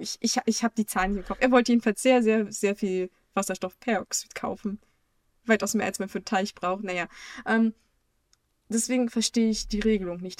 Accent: Germany; uns in Deutschland

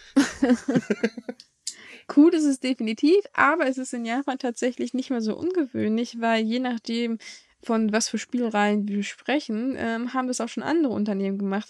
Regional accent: Germany

